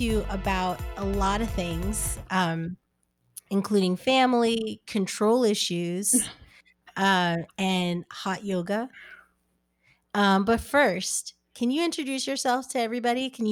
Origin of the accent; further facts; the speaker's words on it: United States; also born or lived in New Jersey; I'm from New York and New Jersey